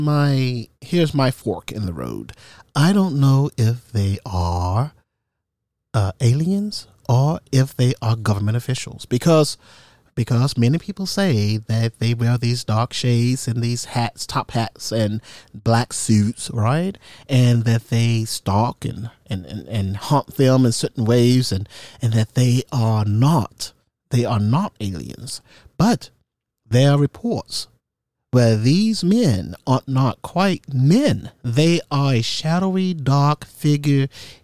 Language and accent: English; United States; I was from America